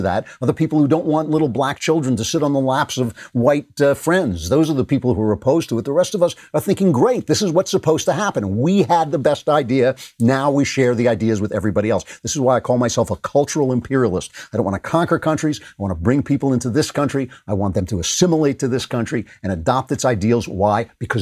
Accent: New York, United States; New York, which is basically my hometown

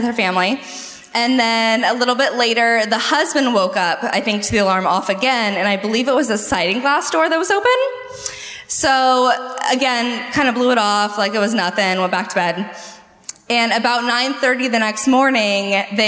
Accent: San Diego, California, United States; also born or lived in Alpine, California; I am from San Diego.

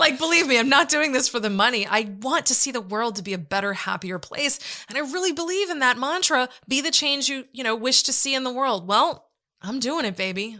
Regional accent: United States; as an American

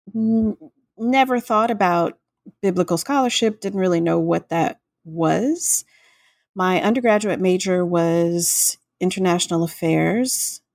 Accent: Florida Gulf Coast, United States; I grew up in Florida on the Gulf Coast

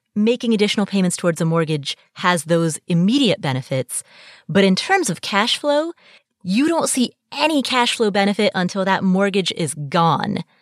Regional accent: Kathmandu, Bagmati, Nepal; I was born in Kathmandu, Nepal

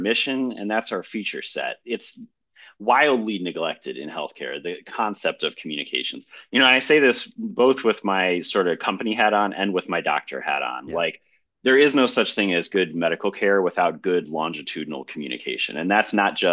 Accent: Maryland, United States; moved away as an adult; also born or lived in Stanford; now in San Francisco, United States; I grew up in Maryland

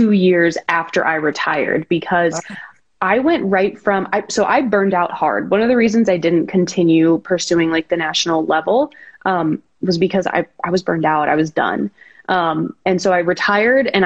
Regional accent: Detroit, Michigan, United States; also born or lived in Columbus, Ohio; now in Las Vegas, United States; I was actually born in Detroit

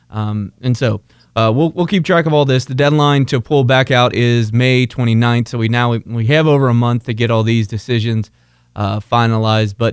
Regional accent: Northern Kentucky, United States; Since I'm the expert from Northern Kentucky

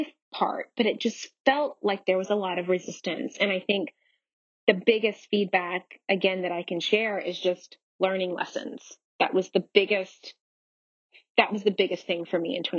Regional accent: Nashville, Tennessee, United States; moved away as an adult; also born or lived in Los Angeles, California / New York City; I was born and raised in Nashville, Tennessee

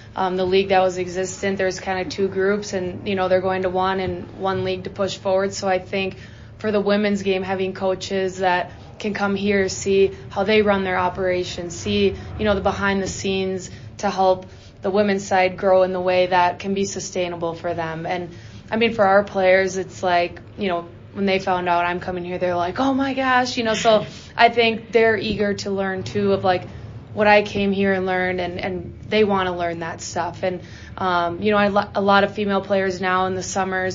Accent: Minnesota, United States; I'm from Minnesota, so, you know, my hometown team is the Wild

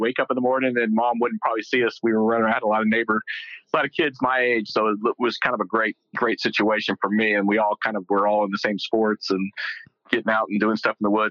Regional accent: Euless, Texas, United States; accent: Texas; with my Texas accent, I grew up in a small town called Euless, which is right in between Dallas and Fort Worth. It's called the Mid-Cities area. Been here since I was 3 years old.

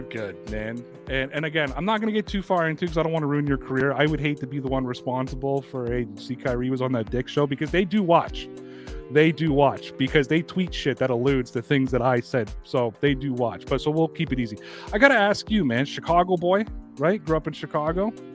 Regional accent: Toronto, Ontario, Canada; I'm from Toronto.

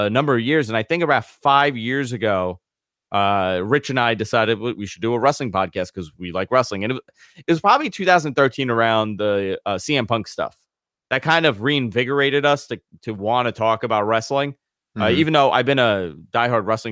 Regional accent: New York City, New York, United States; growing up in the New York market

